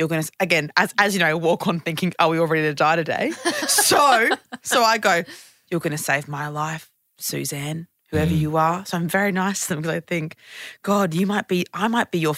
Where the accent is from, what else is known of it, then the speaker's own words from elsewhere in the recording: Gold Coast, Queensland, Australia; I'm from the Gold Coast